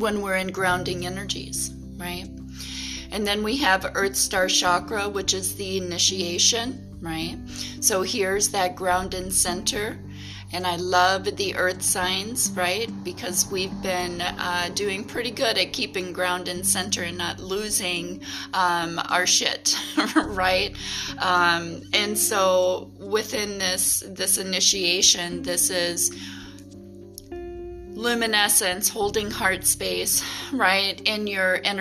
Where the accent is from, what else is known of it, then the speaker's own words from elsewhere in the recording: Wisconsin, United States; in my hometown